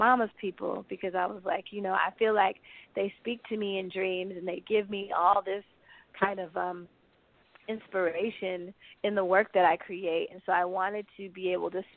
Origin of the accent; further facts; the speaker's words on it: the Bay Area, California, United States; now in Brooklyn, United States; I didn't grow up in South Carolina, because I just visited and I grew up in the Bay